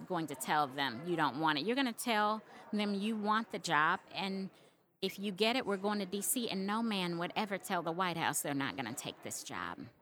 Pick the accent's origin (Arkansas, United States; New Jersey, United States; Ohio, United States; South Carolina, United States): Arkansas, United States; Little Rock; how proud I am to be from Little Rock, how proud I am to be from Arkansas